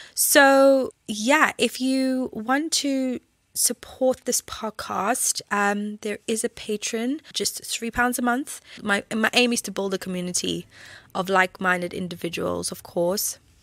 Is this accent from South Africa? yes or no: yes; South Africa; when I grew up in South Africa